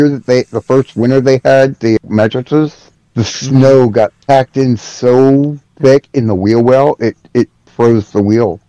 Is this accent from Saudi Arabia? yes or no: no; Philadelphia, Pennsylvania, United States; now in North Carolina, United States; I'm from Philly, so trust me, I know.